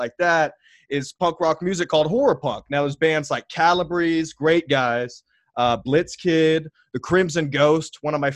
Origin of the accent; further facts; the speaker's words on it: Texas, United States; also born or lived in Alaska; I was from Texas